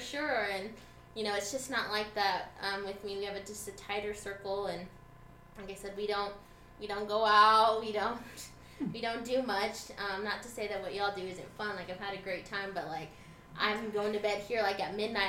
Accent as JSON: {"language": "English", "town": "Lubbock", "region": "Texas", "country": "United States", "tie": "born or raised there", "said": "born and raised Lubbock, Texas"}